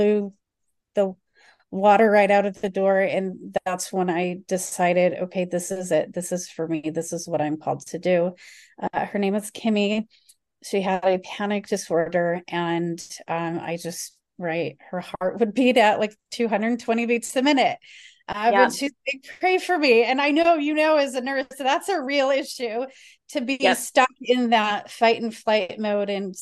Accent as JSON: {"language": "English", "town": "Chicago", "region": "Illinois", "country": "United States", "tie": "born or raised there", "said": "I grew up in the Chicago area"}